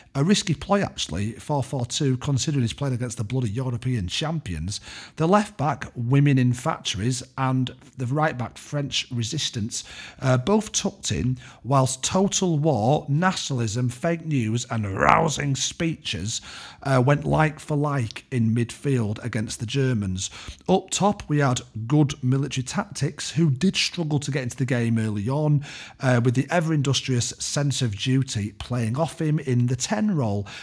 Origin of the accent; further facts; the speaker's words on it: United Kingdom; the British education system has somewhat shielded me